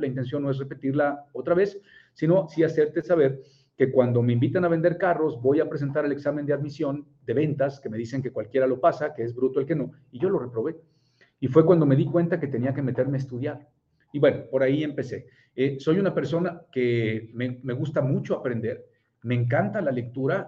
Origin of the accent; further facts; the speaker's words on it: Puebla, Mexico; yo soy de Puebla